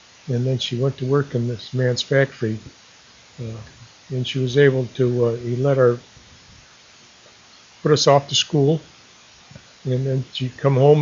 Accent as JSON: {"language": "English", "town": "Melrose Park", "region": "Illinois", "country": "United States", "tie": "born or raised there", "said": "I was born in Melrose Park on September 22nd, 1924. I was born in Melrose Park."}